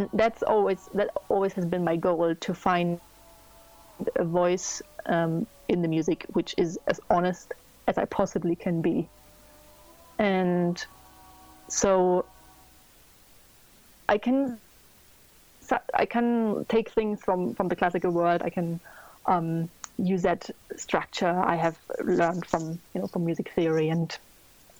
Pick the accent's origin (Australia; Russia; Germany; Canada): Germany; I'm from Germany